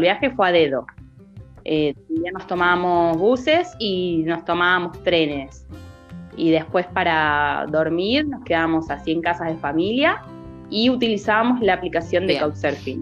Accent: Necochea, Buenos Aires Province, Argentina; moved away as an adult; also born or lived in La Plata; Cuando me fui a vivir desde Necochea, me fui a vivir para La Plata

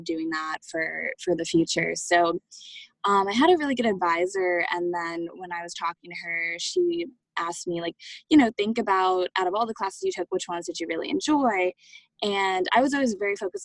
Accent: New York, United States; I'm from New York originally

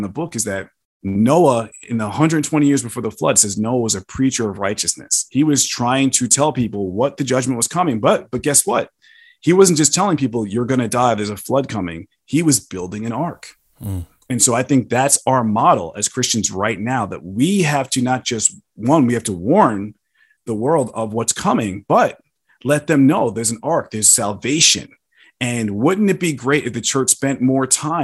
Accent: New York, United States; I'm from New York

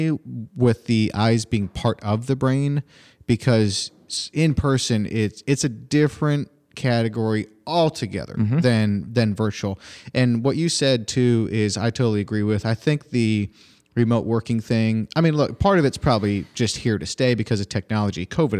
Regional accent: Finger Lakes, New York, United States; I grew up in the Finger Lakes area.

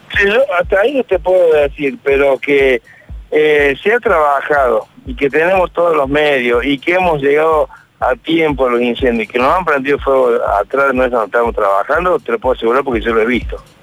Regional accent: Villa María, Córdoba, Argentina; Yo soy de Villa María.

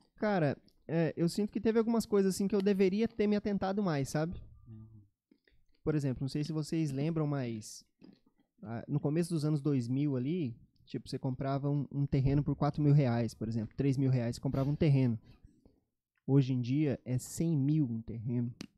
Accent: Cacoal, Rondônia, Brazil; now in Campo Grande, Brazil; Eu sou de Cacoal, em Rondônia.

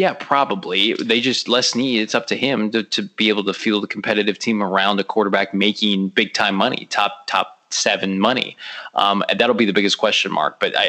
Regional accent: Illinois, United States; I'm from Illinois.

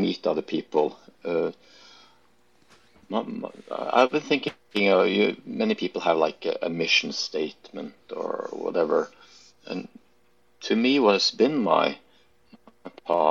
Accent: Norway; also born or lived in Junction City, Oregon; I was from Norway

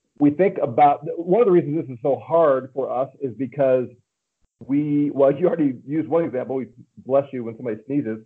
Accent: St. Louis, Missouri, United States; now in Colorado Springs, United States; I'm from St. Louis, Missouri originally

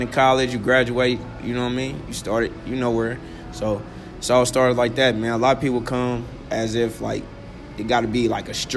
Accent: Kansas City, Missouri, United States; originally I'm from Kansas City, Missouri, you know, South Kansas City

